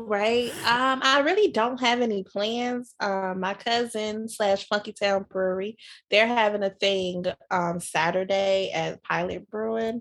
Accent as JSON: {"language": "English", "town": "Chicago", "region": "Illinois", "country": "United States", "tie": "born or raised there", "said": "growing up in Chicago"}